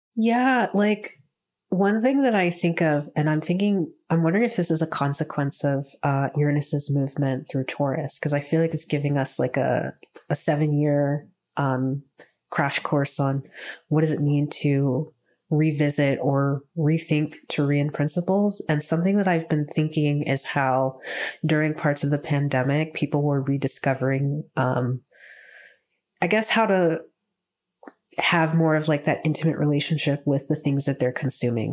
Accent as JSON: {"language": "English", "region": "Texas", "country": "United States", "moved": "yes", "lives_now": "Toronto, Canada", "said": "ever since moving up to Toronto, um, 'cause I'm from Texas originally"}